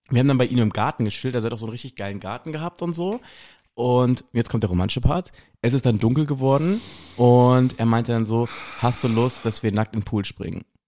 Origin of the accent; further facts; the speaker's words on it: West Germany, Germany; moved away; ich bin halt so ein richtiger Wessi